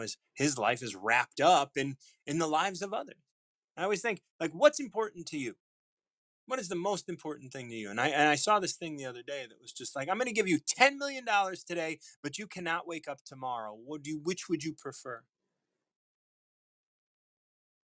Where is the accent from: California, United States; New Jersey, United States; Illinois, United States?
Illinois, United States; Chicago; moved away as an adult; now in Hammond, Indiana, United States; Born and raised in Chicago, recently moved here.